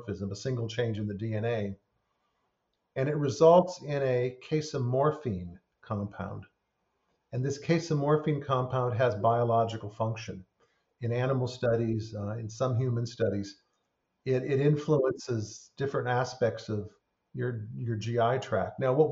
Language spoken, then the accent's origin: English; California, United States; I grew up in California